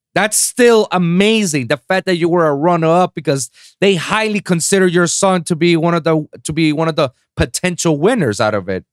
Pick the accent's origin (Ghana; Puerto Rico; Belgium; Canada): Puerto Rico; first language Spanish; English is a second language; I'm from Puerto Rico, so, you know, I have a small island